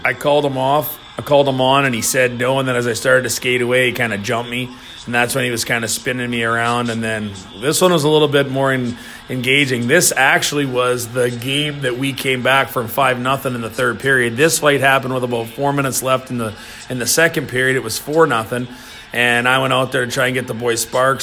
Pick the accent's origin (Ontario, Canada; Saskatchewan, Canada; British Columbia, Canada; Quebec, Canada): Saskatchewan, Canada; Moose Jaw; moved away as an adult; also born or lived in Minot, North Dakota / Worcester, Massachusetts; now in St. Louis, United States; I played two years in my hometown of Moose